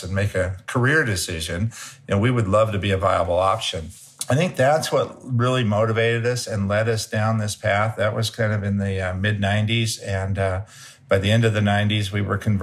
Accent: Humboldt County, California, United States; I'm born and raised in Humboldt County, which is extreme Northern California

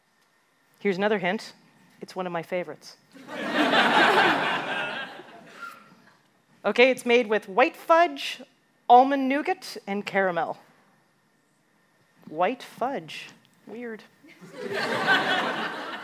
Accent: Canada; as a Canadian

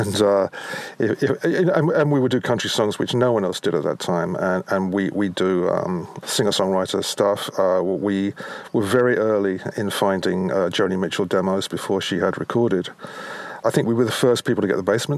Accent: London, United Kingdom; growing up in London

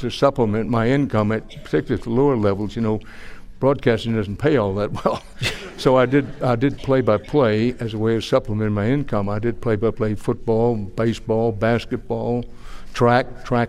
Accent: Houston, Texas, United States; also born or lived in Wharton, Texas; I was born in Wharton, Texas. I grew up in Houston, and I'm not just from Texas. I am of Texas.

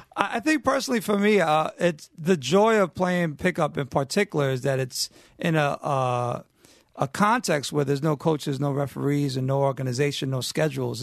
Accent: New York City, New York, United States; growing up in New York, you can't escape the culture

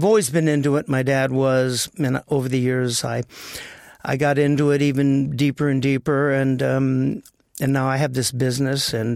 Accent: Los Angeles, California, United States; Born and raised in the Valley of L.A.

